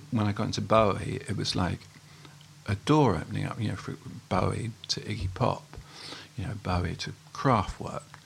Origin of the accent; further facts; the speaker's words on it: Haywards Heath, South East England, United Kingdom; also born or lived in Welwyn Garden City; I moved to Haywards Heath when I was... Well, my parents moved to Haywards Heath when I was five. So that's where I grew up